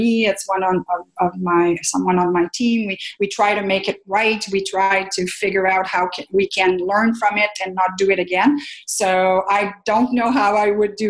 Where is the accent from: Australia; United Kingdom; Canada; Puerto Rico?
Canada; first language French; English is a second language; also born or lived in Ottawa; I'm French Canadian. I did not speak a word of English.